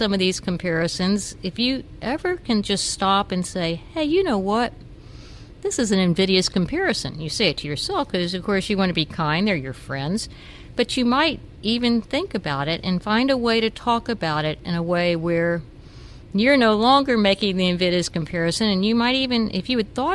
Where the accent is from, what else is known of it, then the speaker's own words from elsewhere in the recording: the South, United States; I grew up in the South.